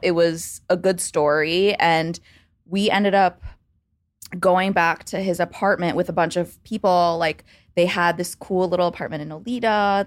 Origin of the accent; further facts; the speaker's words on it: suburbs of Baltimore, Maryland, United States; moved away as an adult; also born or lived in Chicago; now in New York, United States; I grew up in the suburbs of Baltimore, D C, in Maryland